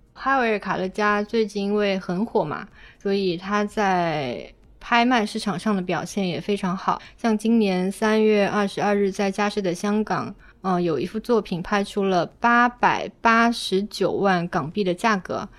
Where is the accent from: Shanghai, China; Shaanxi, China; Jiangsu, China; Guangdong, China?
Guangdong, China; now in Beijing, China; 我作为一个潮汕人来到了北京